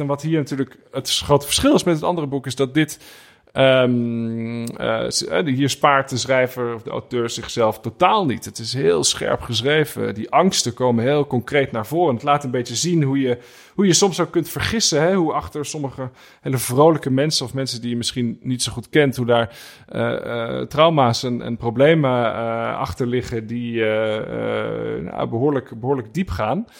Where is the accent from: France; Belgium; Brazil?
France; Burgundy, Bourgogne-Franche-Comté; moved away; in het dorpje waar ik ben geboren